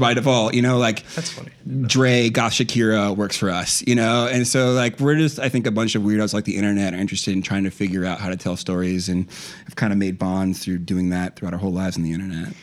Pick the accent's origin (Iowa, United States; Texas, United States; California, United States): Iowa, United States; I grew up in Iowa